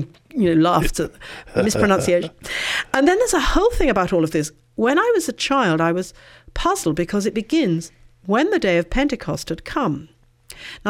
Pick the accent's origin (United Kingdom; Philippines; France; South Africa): United Kingdom; England; accent: English